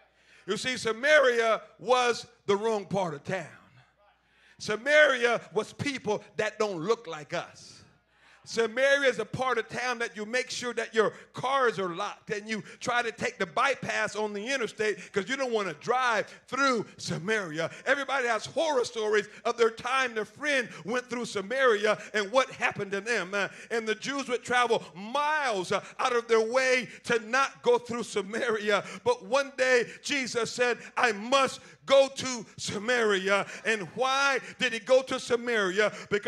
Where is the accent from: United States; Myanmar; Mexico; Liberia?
Liberia; I was raised in Liberia, West Africa, and they don't have the best means of irrigation and farming and fertilizing in agricultural society.